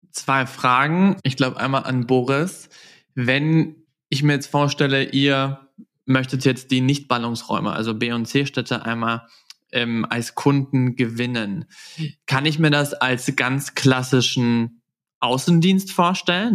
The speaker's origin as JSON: {"language": "German", "region": "Southern Germany", "country": "Germany", "tie": "born or raised there", "moved": "yes", "said": "in meiner Heimat nach Süddeutschland"}